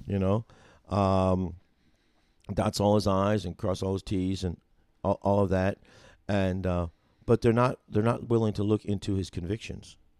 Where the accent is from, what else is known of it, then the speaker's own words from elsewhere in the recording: New Jersey, United States; also born or lived in Carneys Point, New Jersey / Mickleton, New Jersey; now in Union, Missouri, United States; growing up in New Jersey